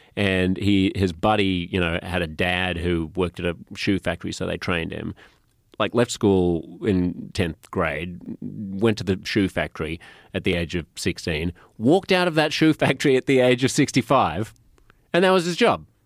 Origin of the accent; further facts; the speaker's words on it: Australia; moved away as an adult; also born or lived in United States; I'm Australian